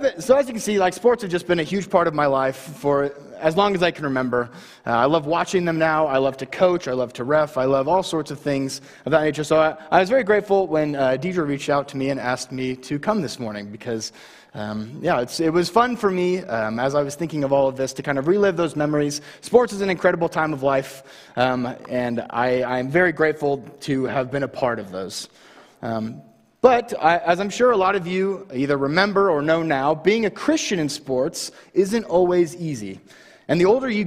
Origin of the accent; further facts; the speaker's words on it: Baker City, Oregon, United States; moved away as an adult; now in Homedale, Idaho, United States; I moved to Baker when I was in middle school, and I graduated from Baker High in 2017